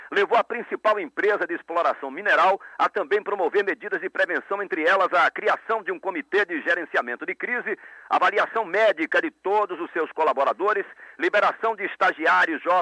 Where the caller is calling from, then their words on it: Jacobina, Bahia, Brazil; falo de Jacobina, no centro-norte do estado